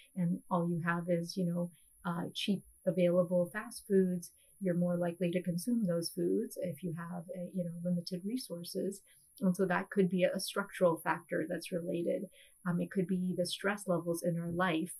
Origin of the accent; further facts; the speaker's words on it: India; now in United States; being South Asian myself, um, being an Indian immigrant